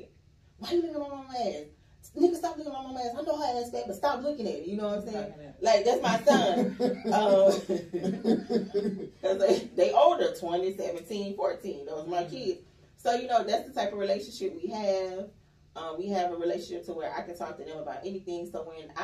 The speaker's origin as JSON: {"language": "English", "region": "Mississippi", "country": "United States", "moved": "yes", "said": "I'm from Mississippi"}